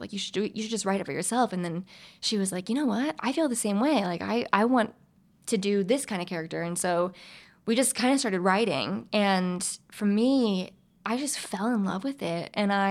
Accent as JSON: {"language": "English", "region": "the South", "country": "United States", "said": "I'm from the South."}